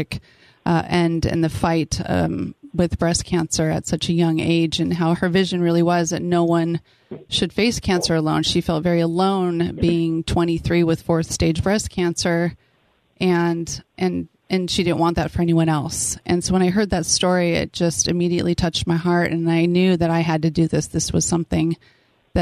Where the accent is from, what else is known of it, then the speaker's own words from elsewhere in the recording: San Diego, California, United States; now in Temecula, United States; I was born and raised in San Diego and went to San Diego State, go Aztecs. Moved to Temecula with my young family